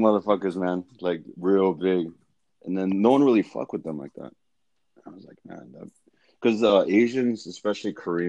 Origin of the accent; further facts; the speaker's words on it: Gardena, California, United States; now in Fullerton, United States; I grew up in Gardena.